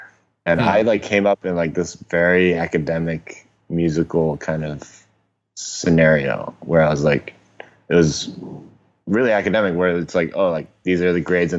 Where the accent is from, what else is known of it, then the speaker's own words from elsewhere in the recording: Hong Kong; Yeah. So I was born in Hong Kong in 1988, mm-hmm. and it was still a British colony at the time.